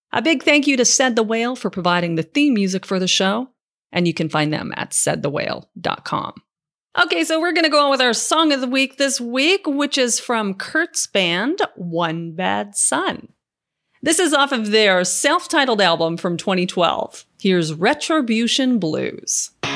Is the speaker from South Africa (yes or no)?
no; Canada; as a Canadian